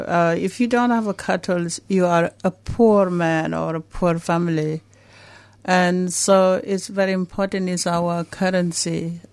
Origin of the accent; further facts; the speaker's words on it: Juba, Central Equatoria, South Sudan; also born or lived in Bor, South Sudan; now in Melbourne, Australia; I was born in South Sudan and grew up in capital city of South Sudan as well.